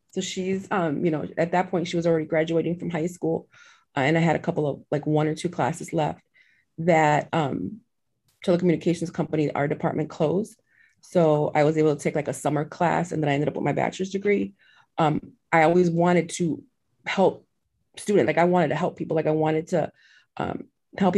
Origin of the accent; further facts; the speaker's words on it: Chicago, Illinois, United States; now in Indiana, United States; I was actually born and raised in Chicago. But I'm literally about 20 minutes away from Chicago now in Indiana